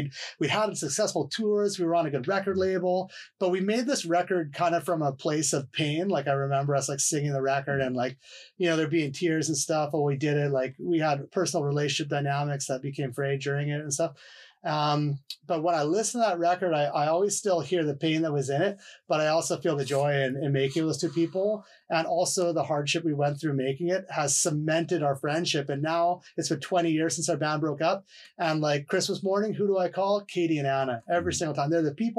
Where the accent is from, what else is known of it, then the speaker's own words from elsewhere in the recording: Vancouver, British Columbia, Canada; And also as a Canadian, I also do, I look up to Bob Rock as well, as a Vancouverite